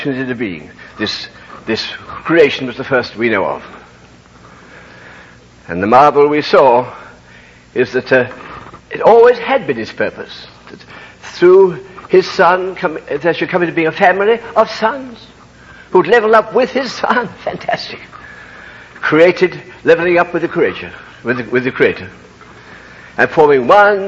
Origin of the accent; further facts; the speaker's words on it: United Kingdom; I can't help being British.